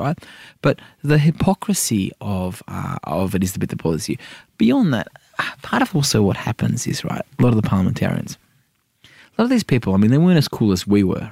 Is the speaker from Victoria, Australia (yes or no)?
no; Sydney, New South Wales, Australia; also born or lived in Iran; I'm an inner city wog from Sydney